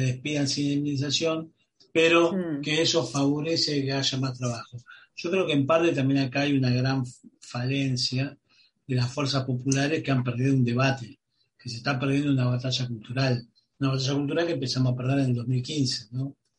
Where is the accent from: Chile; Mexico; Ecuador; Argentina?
Argentina